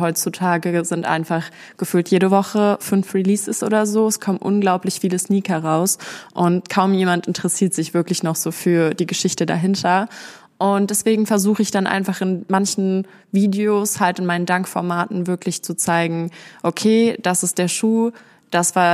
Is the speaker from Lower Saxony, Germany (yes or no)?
no; Berlin, Germany; now in Essen, Germany; Ich komme ursprünglich aus Berlin und bin vor zwei Jahren dann hier in den Ruhrpott gezogen, nach Essen. Und genau, ich ziehe jetzt auch bald wieder zurück.